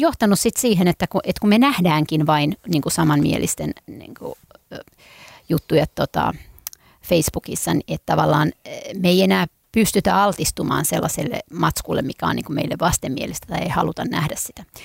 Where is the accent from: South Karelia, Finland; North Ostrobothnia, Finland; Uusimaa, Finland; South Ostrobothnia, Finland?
Uusimaa, Finland; Helsinki; Mä oon kotoisin täältä